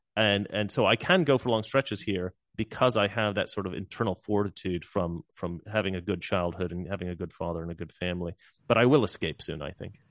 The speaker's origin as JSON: {"language": "English", "town": "Salem", "region": "Oregon", "country": "United States", "tie": "born or raised there", "said": "I'm from Salem"}